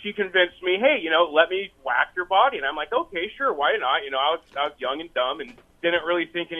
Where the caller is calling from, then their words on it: Monroe, United States; Monroe. I'm on my way down to Eddyville for work.